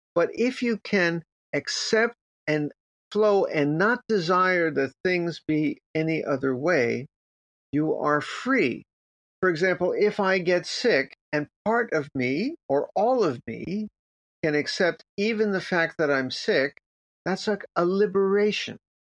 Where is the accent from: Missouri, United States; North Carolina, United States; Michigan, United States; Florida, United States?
Florida, United States; Miami Beach; I grew up in Miami Beach